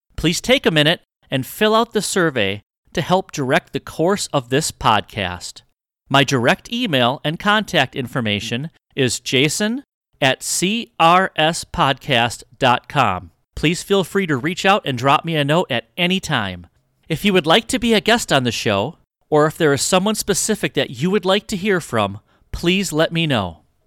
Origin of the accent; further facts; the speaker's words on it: Wisconsin, United States; moved away as an adult; now in Arizona, United States; I was from Wisconsin